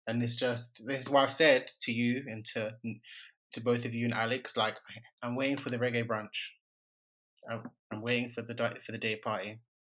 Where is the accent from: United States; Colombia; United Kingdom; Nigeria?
Nigeria; I'm a Nigerian